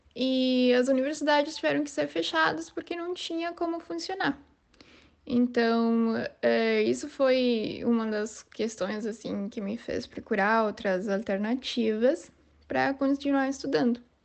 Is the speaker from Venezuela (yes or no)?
yes; San Cristóbal, Táchira, Venezuela; Portuguese is a second language; moved away as an adult; now in Brazil; tenho 26 anos e sou venezuelano. É, sou da cidade de San Cristóbal, que é a fronteira com Colômbia.